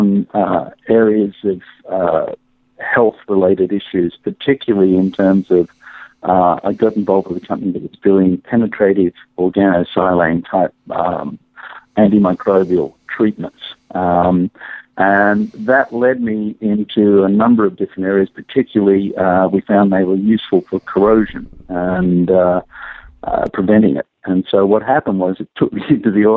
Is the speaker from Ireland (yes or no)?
no; Australia; moved away; I grew up in Australia